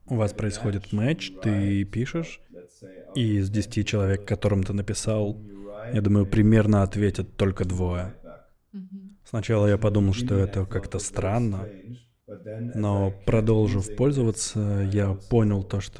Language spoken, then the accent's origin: Russian; Germany; born there; also born or lived in Portugal / Brussels, Belgium; я родился в Германии, мне 35 лет. Последние 15 лет я живу в Германии. Я заканчивал школу в Португалии. До этого я жил в Брюсселе.